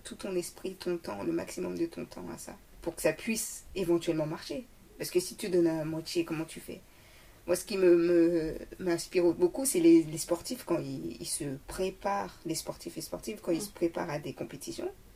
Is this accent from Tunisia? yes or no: no; Paris, Île-de-France, France; je suis parisienne